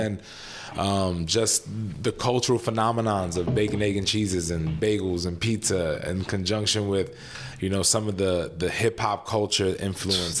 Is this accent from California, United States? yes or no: no; New York City, New York, United States; moved away as an adult; also born or lived in Lafayette, Louisiana; now in Chicago, United States; I'm born and raised in New York City